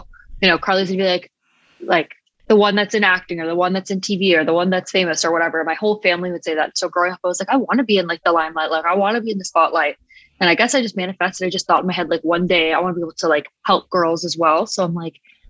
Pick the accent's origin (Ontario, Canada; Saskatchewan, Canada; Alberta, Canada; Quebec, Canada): Ontario, Canada; Pickering; I grew up in Pickering, which is in Canada, pretty small.